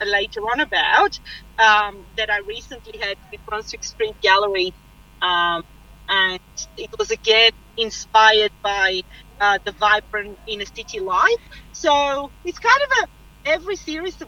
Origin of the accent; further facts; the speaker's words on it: Bulgaria; moved away; I was mentored by a renowned artist in my country because I'm originally from Bulgaria